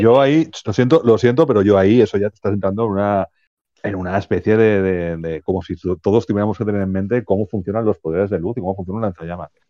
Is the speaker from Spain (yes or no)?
yes; Spain; nosotros que somos españoles